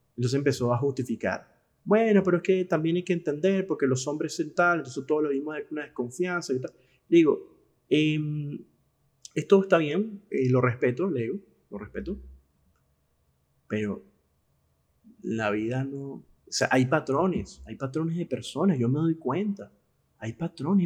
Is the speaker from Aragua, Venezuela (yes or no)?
no; Caracas, Capital District, Venezuela; moved away as an adult; now in Argentina; como dicen en Venezuela, en mi país de origen